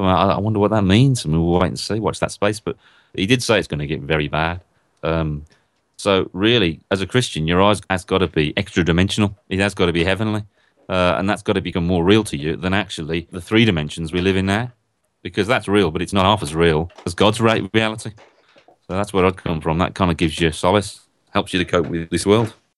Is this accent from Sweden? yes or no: no; Birmingham, West Midlands, United Kingdom; I come from Northfield in Birmingham in a, in a country called England, a long, long way away.